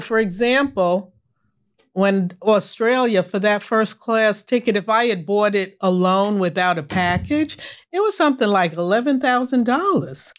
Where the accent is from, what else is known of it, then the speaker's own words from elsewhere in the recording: New York, United States; I grew up in New York.